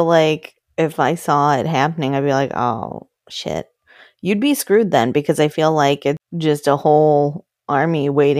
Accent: Wisconsin, United States; I grew up in Wisconsin in a hunting household

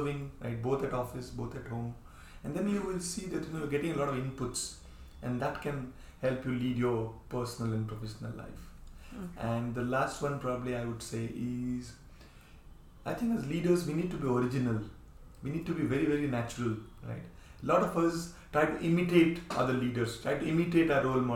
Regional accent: India; we Indians

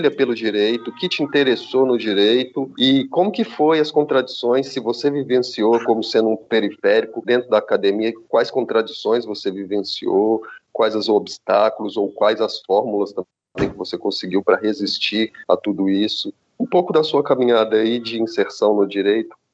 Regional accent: Minas Gerais, Brazil; Eu sou de Minas, cresci em Minas, agora eu tô na Paraíba, né?

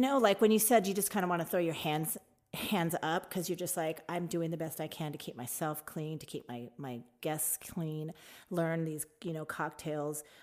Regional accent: Tucson, Arizona, United States; also born or lived in Phoenix, Arizona; I moved from Tucson to Phoenix

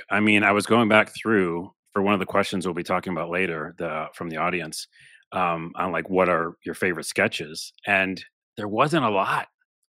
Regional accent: New York, United States; It's almost like I'm originally from New York. And we just hate our Knicks.

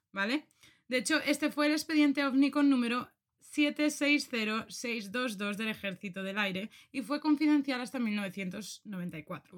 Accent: Spain; aquí en España, no sé si esto tú lo conoces, pero esto lo escuché yo un montón desde que era pequeña

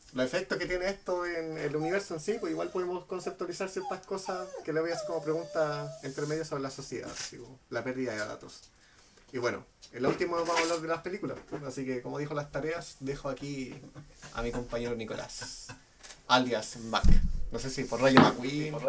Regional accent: Chile; como somos chilenos

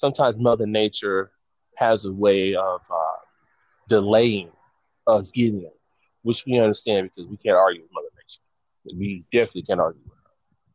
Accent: St. Louis, Missouri, United States; now in Sacramento, United States; Born and raised in St. Louis, Missouri.

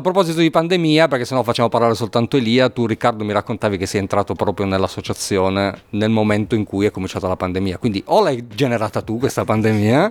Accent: Turin, Piedmont, Italy; io poi sono torinese

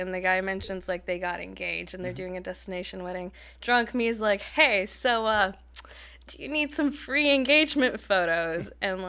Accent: Inland Empire, California, United States; moved away as an adult; also born or lived in Seattle, Washington; now in Portland, United States; I grew up in the Inland Empire.

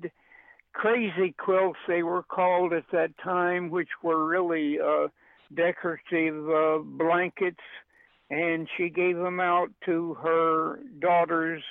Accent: Pauls Valley, Oklahoma, United States; moved away; also born or lived in New York; I was born in Paul's Alley, Oklahoma

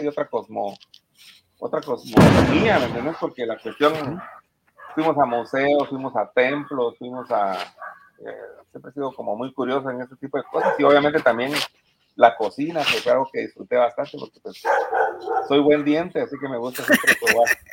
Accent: Guatemala; nosotros venimos de Guatemala

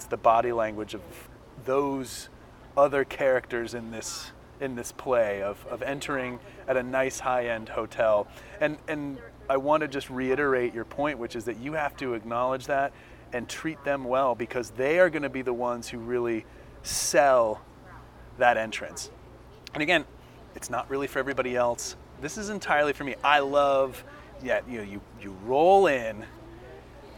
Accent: Northern California, United States; I grew up in Northern California

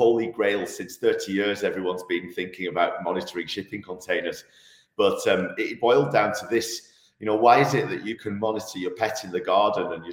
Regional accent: Manchester, North West England, United Kingdom; moved away as an adult; now in Switzerland; I'm actually from Manchester originally. I moved to Switzerland in 2002

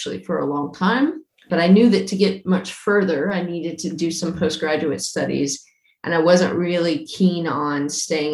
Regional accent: United States; moved away as an adult; also born or lived in New Zealand; now in Auckland, New Zealand; I'm from America originally.

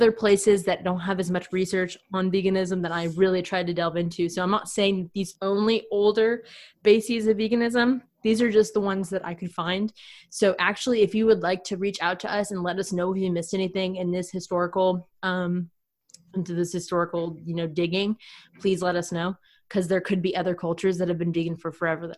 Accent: United States

